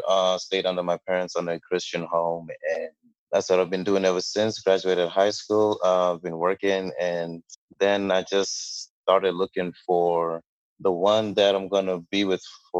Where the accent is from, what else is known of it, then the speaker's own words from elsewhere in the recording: Botswana; also born or lived in Ghana; now in United States; Well, I'm from Ghana. I was originally born in Ghana and my family migrated over to Botswana where I grew up for about 10 years before going back to Ghana again for a couple of years and then finally moving over to the United States.